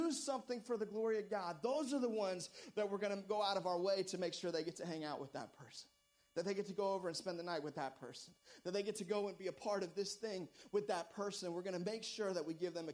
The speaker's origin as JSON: {"language": "English", "country": "United States", "tie": "born or raised there", "said": "I was born in America."}